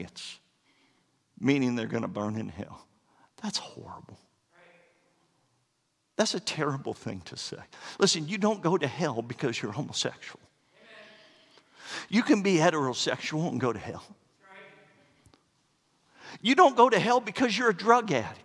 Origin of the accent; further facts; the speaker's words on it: Florida, United States; moved away; I'm from Florida